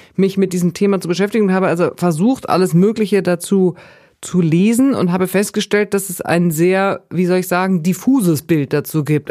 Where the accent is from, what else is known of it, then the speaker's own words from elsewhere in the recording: Bavaria, Germany; Ich komme aus Bayern mit sehr viel Wurst und Brot und Käse und so.